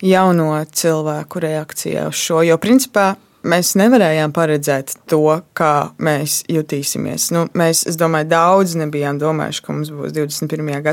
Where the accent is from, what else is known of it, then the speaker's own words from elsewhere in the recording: Latvia; born there; Mēs esam dzimuši brīvā Latvijā.